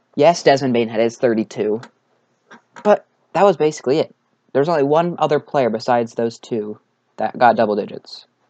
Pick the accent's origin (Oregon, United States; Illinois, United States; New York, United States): Oregon, United States; Portland; the Trailblazers, uh, my hometown team